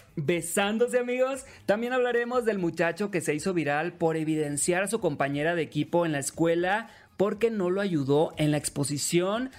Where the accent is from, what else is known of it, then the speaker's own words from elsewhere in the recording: Los Mochis, Sinaloa, Mexico; soy de Los Mochis, Sinaloa, soy locutor y TikToker